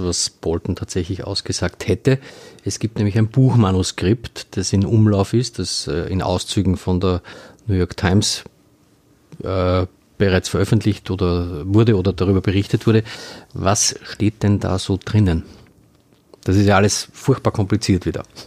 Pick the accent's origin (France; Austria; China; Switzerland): Austria; als äh, Österreicher oder als halbwegs Politik interessierter Österreicher